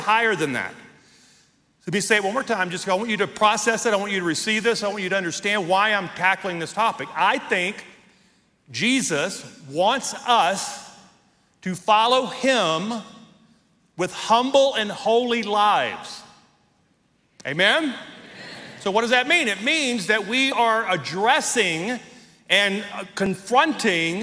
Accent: Deep South, United States; now in Colorado Springs, United States; I grew up in the deep south

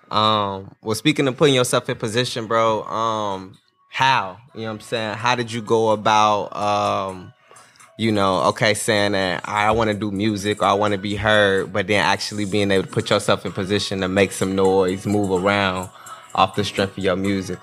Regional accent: Gary, Indiana, United States; I'm not from Indianapolis. I'm just from Gary, but from Indiana

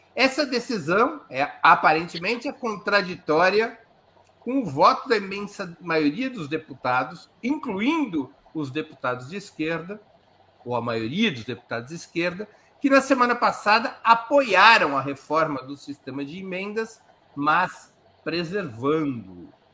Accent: Brazil; como bons brasileiros

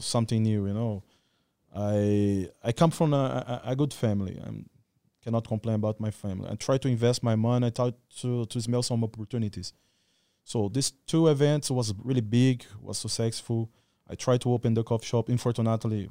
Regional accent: Goiânia, Goiás, Brazil; English is a second language; moved away as an adult; also born or lived in Rio Verde, Brazil / Rio de Janeiro, Brazil; now in Phuket, Thailand; I born in Rio Verde. Rio Verde is this kind of small city. I grew up, uh, and stood in Goiânia, too

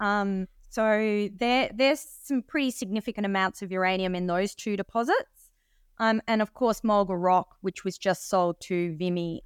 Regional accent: Sydney, New South Wales, Australia; now in Perth, Australia; I was actually born in Australia

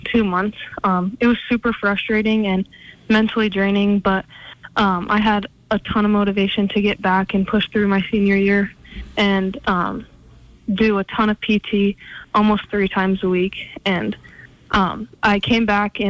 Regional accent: Billings, Montana, United States; stay in my hometown

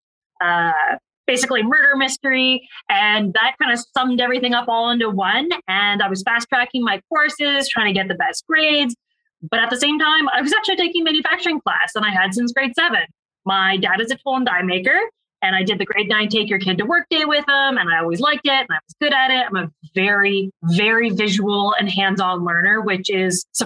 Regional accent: Ontario, Canada; I'm actually from Ontario

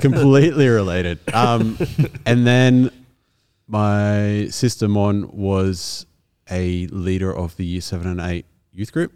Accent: Kaimie, New South Wales, Australia; also born or lived in Caringbah, New South Wales; I lived in Kaimie up until about when I was in year seven or eight and then lived in Caringbah

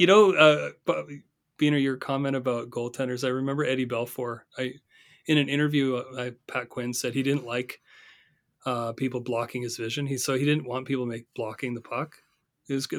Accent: Northern Ontario, Canada; I grew up in Northern Ontario

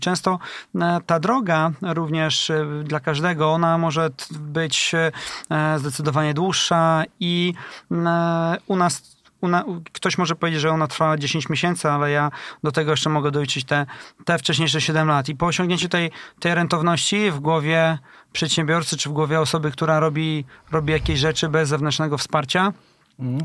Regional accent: Elbląg, Warmian-Masurian Voivodeship, Poland; now in Tricity, Poland; Ja jestem e, z Elbląga, a u nas e, akurat w tym regionie jest taki klaster technologiczny właśnie meblowy

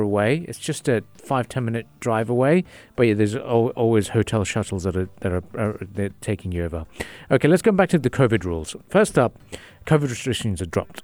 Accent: Jeddah, Makkah Province, Saudi Arabia; now in United Arab Emirates; I was born in Saudi Arabia

